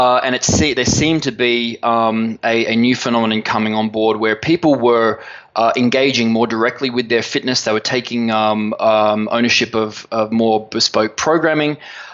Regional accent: Sydney, New South Wales, Australia; we're originally from Sydney, Australia.

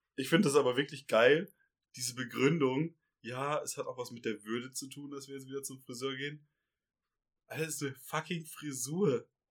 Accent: Ruhr area, North Rhine-Westphalia, Germany; now in Bavaria, Germany; Wir kommen aus dem Ruhrgebiet

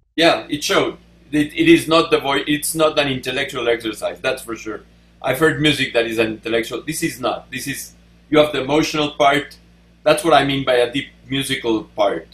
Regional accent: Mexico; English is a second language; now in United States; I'm from Mexico

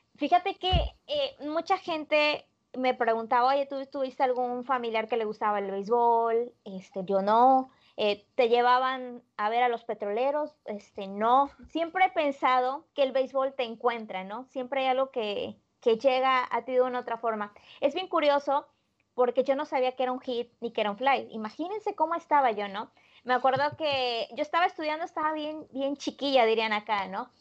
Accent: Poza Rica, Veracruz, Mexico; yo soy veracruzana, soy originaria de la ciudad de Poza Rica, Veracruz, al norte del estado de Veracruz

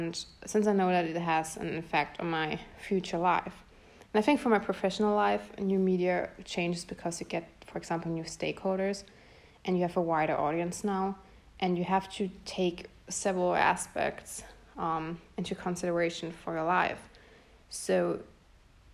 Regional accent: Bretten, Baden-Württemberg, Germany; English is a second language; also born or lived in Pforzheim; I was born in Pforzheim, which is close by Karlsruhe, and I was raised in Bretten, which is also close by Karlsruhe. So I'm from Germany

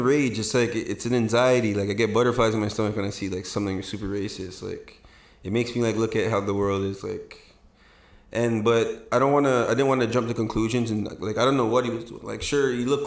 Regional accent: Toronto, Ontario, Canada; I grew up in Toronto.

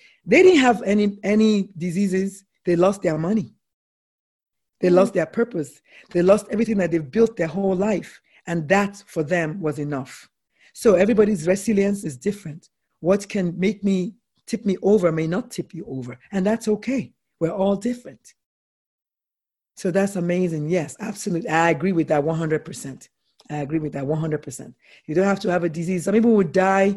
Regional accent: Nigeria; I'm a Nigerian woman

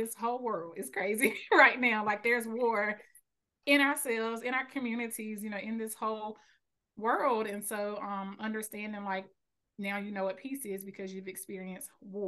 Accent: Selma, North Carolina, United States; I live in North Carolina. I was raised here

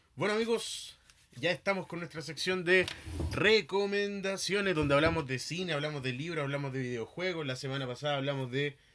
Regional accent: Chile; nosotros los chilenos

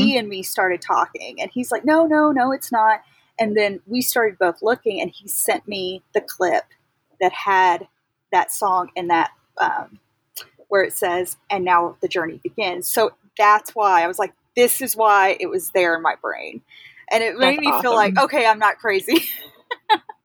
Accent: Texas, United States; moved away as an adult; now in Loomis, United States; Actually, I'm originally from Texas, and okay. We moved here about 3 or 4 months before the pandemic started.

